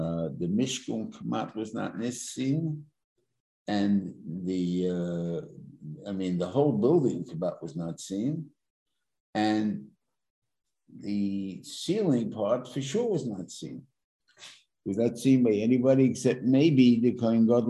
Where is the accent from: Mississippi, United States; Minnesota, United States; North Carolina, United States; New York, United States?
New York, United States; I'm a New Yorker